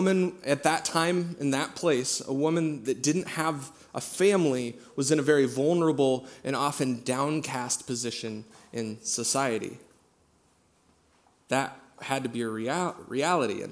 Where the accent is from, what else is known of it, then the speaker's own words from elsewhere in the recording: Central Iowa, United States; I'm from Central Iowa